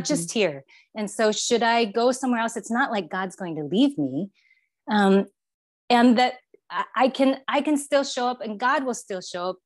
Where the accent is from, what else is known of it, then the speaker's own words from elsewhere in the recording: Taiwan; moved away as an adult; now in Bay Area, United States; I grew up in Taiwan and, and came to the States um, after high school